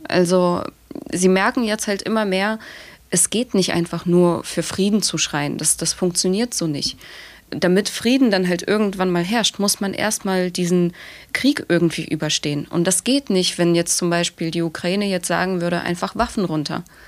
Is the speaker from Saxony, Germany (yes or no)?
yes; Dresden, Saxony, Germany; ich bin tatsächlich in Dresden aufgewachsen.